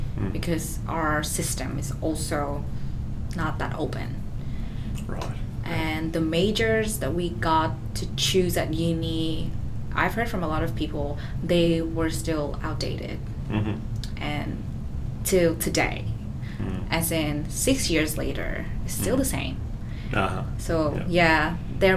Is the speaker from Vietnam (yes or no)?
yes; Vietnam; also born or lived in Melbourne, Australia; now in Australia; I come from Vietnam, the country in Southeast Asia that's not really developed